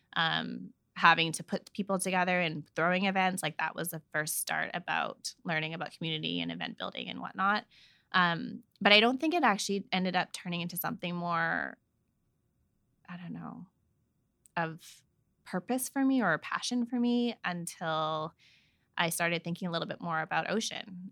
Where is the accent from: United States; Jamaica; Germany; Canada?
Canada; Vancouver, British Columbia; all my cousins and all of us have been born and raised in Vancouver